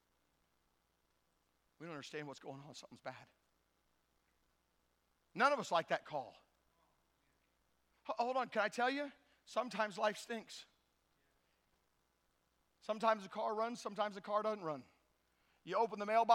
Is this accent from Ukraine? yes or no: no; Tennessee, United States; I'm from Tennessee